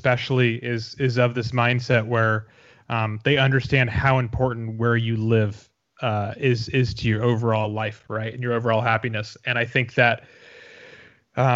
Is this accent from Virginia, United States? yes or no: no; Boston, Massachusetts, United States; moved away as an adult; also born or lived in New York City / Arizona / Los Angeles / Chicago; now in Seattle, United States; So I grew up in Boston ages 0 to 18.